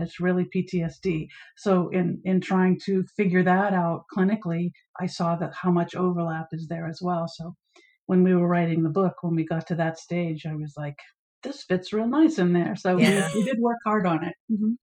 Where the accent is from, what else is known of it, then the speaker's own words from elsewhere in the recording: Maine, United States; came back to my home state of Maine